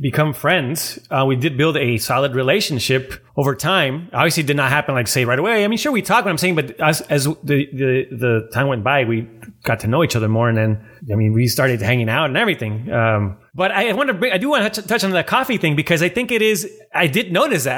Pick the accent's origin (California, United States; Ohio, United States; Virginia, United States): California, United States; San Diego; moved away; I'm from San Diego and my family lives down there